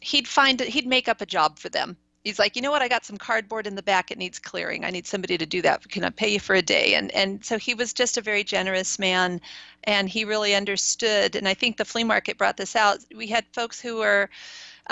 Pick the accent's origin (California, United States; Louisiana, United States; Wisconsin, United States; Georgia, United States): California, United States; East Bay, San Francisco Bay Area; I grew up in the East Bay. My mom was born and raised in Oakland. My parents lived in San Francisco at the beginning of their marriage, so I'm a Bay Area native.